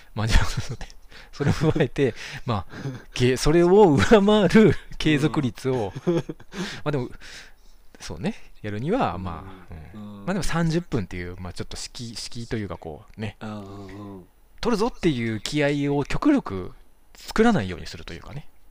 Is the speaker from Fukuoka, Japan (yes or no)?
no; Shimizu, Shizuoka, Japan; 俺はだって清水市出身だから